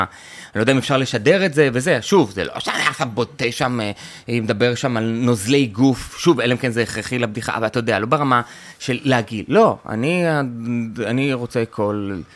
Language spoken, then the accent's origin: Hebrew; Tel Aviv-Yafo, Tel Aviv District, Israel; also born or lived in kibbutz; גדלתי, זה אתה לא יודע, גדלתי ביפו